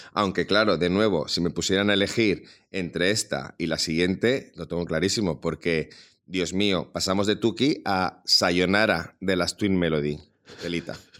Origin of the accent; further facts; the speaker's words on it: Salamanca, Castile and León, Spain; como salmantino